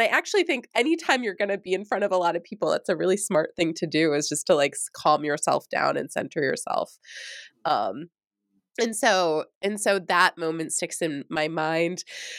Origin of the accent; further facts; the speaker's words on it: New York, United States; because I came from New York, and when I first was being recruited to the University of Minnesota, I was like, psh, what's there?